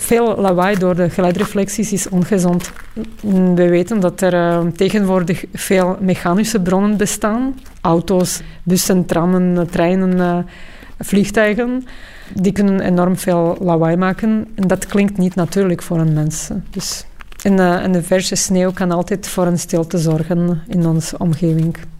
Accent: Bratislava, Bratislava Region, Slovakia; moved away; Ik ben opgegroeid in Bratislava in Slowakije.

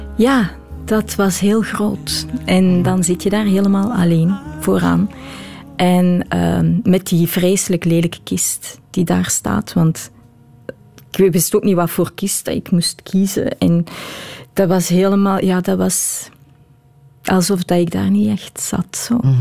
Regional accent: Belgium; Ik blijf een Belg.

